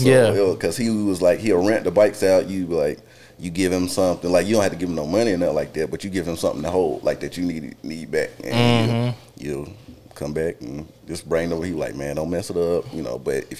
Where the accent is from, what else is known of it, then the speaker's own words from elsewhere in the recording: Belmont, North Carolina, United States; Hood Memorial. it's in Belmont, where I grew up.